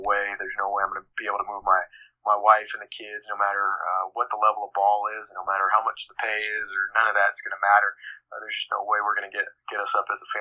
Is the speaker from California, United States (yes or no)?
yes; San Diego, California, United States; moved away as an adult; also born or lived in Davis, California / Azusa, California; now in Lakeland, United States; I'm born and raised in San Diego